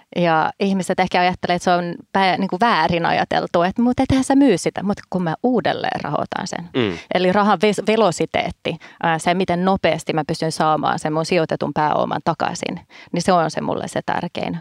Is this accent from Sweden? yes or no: yes; Stockholm, Stockholm County, Sweden; now in Finland; mä kun olen Tukholmassa kasvanut